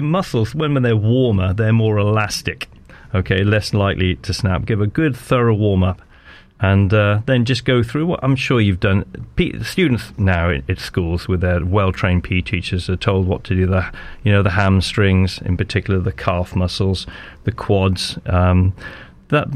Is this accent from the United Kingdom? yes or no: yes; Wales, United Kingdom; moved away; also born or lived in Dorking, Surrey / Malvern; I'm a Welshman, but I played for the English public schools representative side